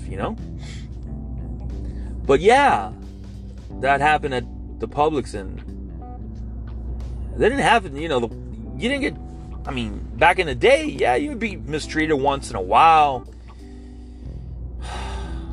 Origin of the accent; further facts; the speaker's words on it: Hialeah, Florida, United States; I grew up in the East Hialeah area of Miami-Dade County